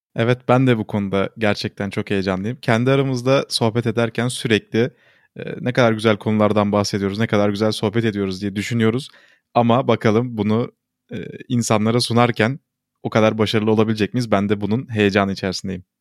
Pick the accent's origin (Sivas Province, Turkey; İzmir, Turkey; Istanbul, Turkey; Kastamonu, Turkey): Istanbul, Turkey; Çünkü ikimiz de bu şehirde doğduk, bu şehirde büyüdük, e, bu şehirde yaşamaya devam ediyoruz.